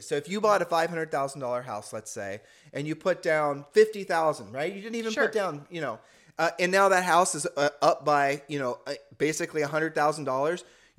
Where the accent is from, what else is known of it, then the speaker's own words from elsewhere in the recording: Ohio, United States; people used to say that when we were growing up in Ohio.